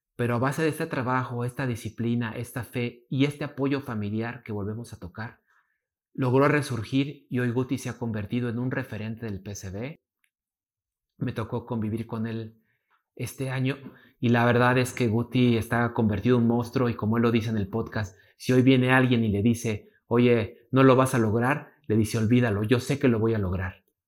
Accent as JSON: {"language": "Spanish", "country": "Mexico", "said": "como mexicanos"}